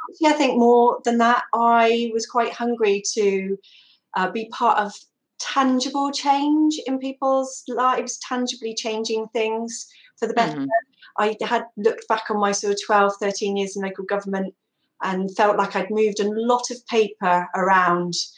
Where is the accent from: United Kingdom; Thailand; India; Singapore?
United Kingdom; Somerset, South West England; now in Exmouth, United Kingdom; I'm from Somerset